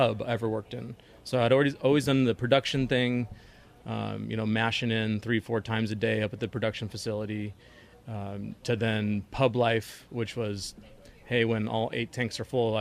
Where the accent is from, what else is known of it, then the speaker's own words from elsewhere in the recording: San Diego, California, United States; I'm a hophead from San Diego